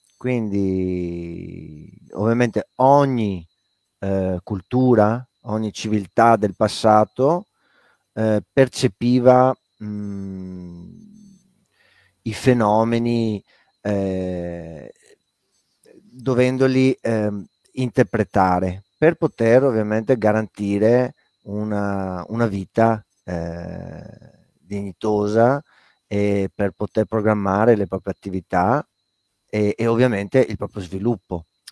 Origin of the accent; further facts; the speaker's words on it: Padua, Veneto, Italy; moved away as an adult; also born or lived in Lazio; io sono nato e vissuto a Padova, eh, però non parlo a dialetto veneto, i miei non han mai parlato perché non son veneti